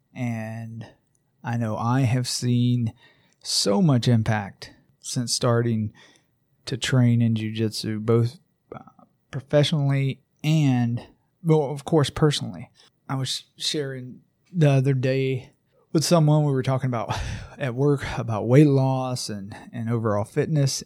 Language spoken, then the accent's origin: English; Braselton, Georgia, United States; my hometown of Braselton, Georgia, where I live with my family